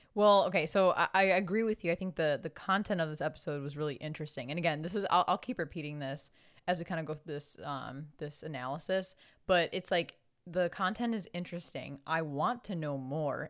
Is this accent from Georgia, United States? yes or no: no; Chicago, Illinois, United States; accent: thick Chicago; I very much have a thick Chicago accent